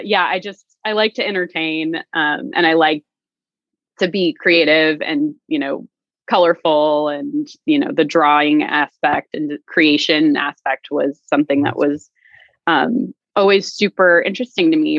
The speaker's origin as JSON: {"language": "English", "town": "Stockton", "region": "California", "country": "United States", "moved": "yes", "said": "I am originally from the Central Valley, uh, so Stockton uh, proper, and my parents still live there"}